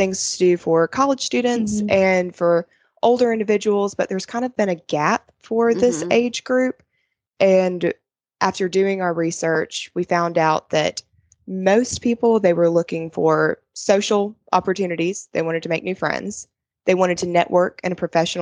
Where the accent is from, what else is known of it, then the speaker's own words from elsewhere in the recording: Valdosta, Georgia, United States; I'm native to Valdosta